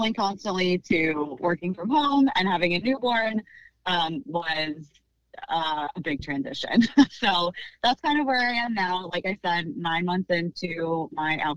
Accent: Pennsylvania, United States; also born or lived in suburbs of Philadelphia / Conshohocken; I am born and raised in Pennsylvania. I've lived in the suburbs of Philadelphia most of my life

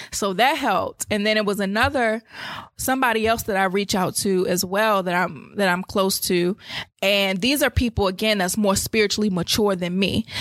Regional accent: United States; I was born in Maryland or D C

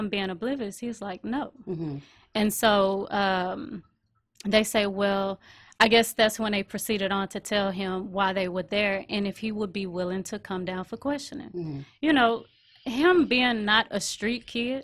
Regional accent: Dickinson, Texas, United States; We're originally from Dickinson

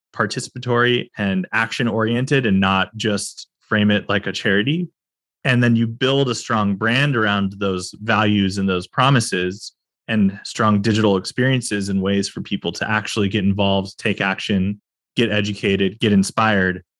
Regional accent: California, United States; as a Californian

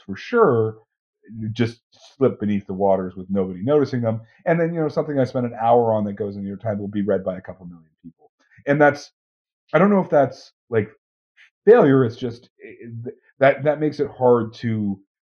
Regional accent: Canada; I am 100% Canadian

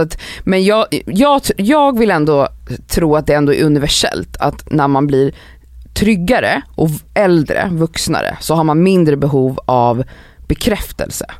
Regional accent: Stockholm, Stockholm County, Sweden; now in Stockholm, Sweden; när jag växte upp i Farsta

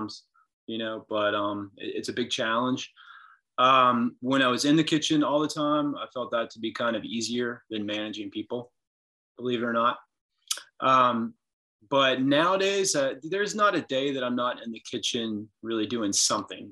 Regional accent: Lexington, Kentucky, United States; also born or lived in Winter Park, Florida / Colorado; My parents moved up here to Lexington, went to Sayre School, and then Dunbar for high school

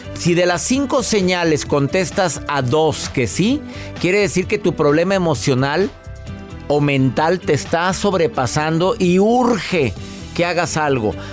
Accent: Mexico; soy mexicano

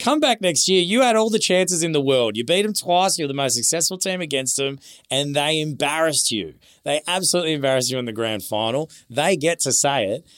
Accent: Queensland, Australia; I'm a Queenslander

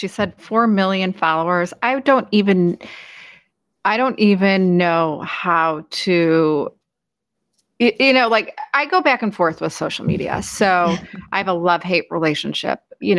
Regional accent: Chicago, Illinois, United States; I'm from Chicago and I mentioned I've never been to Ghana.

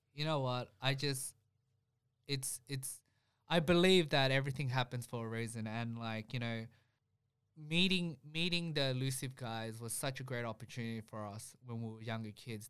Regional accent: Melbourne, Victoria, Australia; we grew up in Spring Vale, so, you know, the food that we, we grew up eating was very, you know, Vietnamese

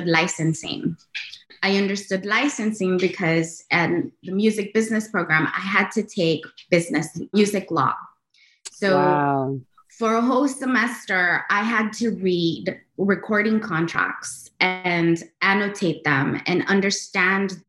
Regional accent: Los Angeles, California, United States; as a Latina girl growing up in Los Angeles

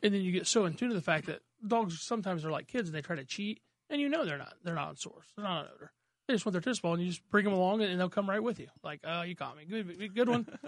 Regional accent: Mooreland, Indiana, United States; I didn't grow up down there. I grew up in Moreland.

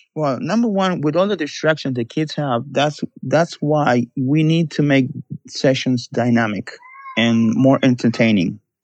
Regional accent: Buenos Aires, Argentina; moved away as an adult; also born or lived in New York; now in Barcelona, Spain; I'm from Buenos Aires, Argentina. I worked in Buenos Aires for nine years, and then I moved to New York.

